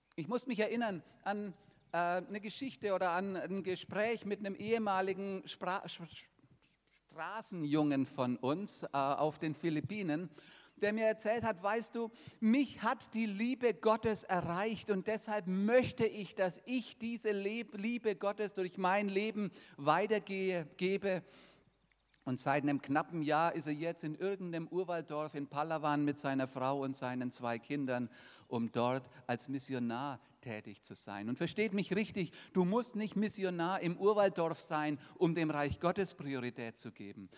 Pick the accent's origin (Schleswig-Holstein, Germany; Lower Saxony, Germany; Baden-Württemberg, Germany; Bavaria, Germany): Bavaria, Germany; 50 km from Nuremberg; das ist von meinem Heimatort nur 50 Kilometer weg